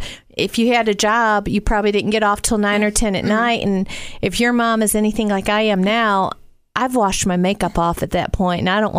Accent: the South, United States; accent: Southern; up there my whole life, people would say, where are you from? You have a Southern accent.

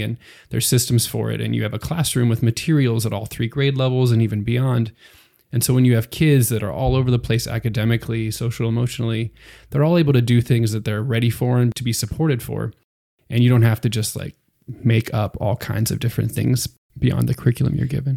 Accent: Pennsylvania, United States; moved away as an adult; now in San Antonio, United States; I'm from Pennsylvania originally, so that's um, pretty far away from Texas

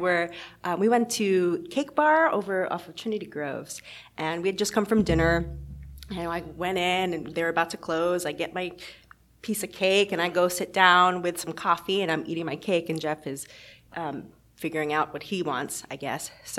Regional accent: Philippines; And I guess I'm Filipino, so I guess I've been mistaken for black before

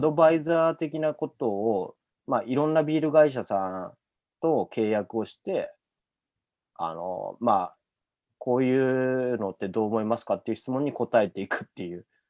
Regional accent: Kawaguchi, Saitama, Japan; moved away as an adult; also born or lived in Tokyo; 僕埼玉の川口出身なんですけど

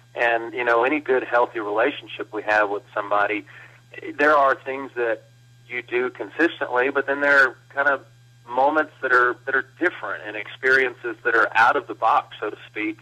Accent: Blanco, Texas, United States; I grew up in Blanco, Texas, a small town

